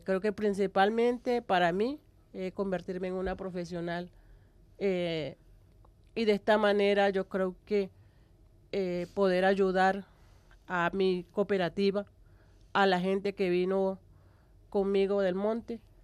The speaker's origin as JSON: {"language": "Spanish", "region": "Cesar", "country": "Colombia", "moved": "yes", "lives_now": "La Guajira, Colombia", "said": "yo soy del Cesar. Yo soy de, un pueblo que queda al pie o en las estribaciones de la Sierra Nevada de Santa Marta"}